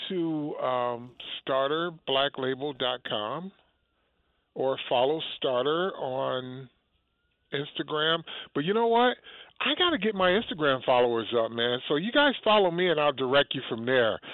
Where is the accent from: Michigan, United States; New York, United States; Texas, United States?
Michigan, United States; Detroit; growing up, it was Detroit Lions because I was from Detroit